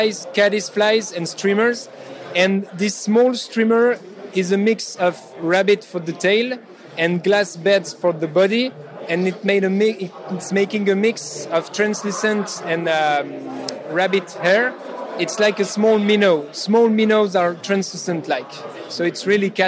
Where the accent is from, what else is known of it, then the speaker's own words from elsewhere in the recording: France; I'm from France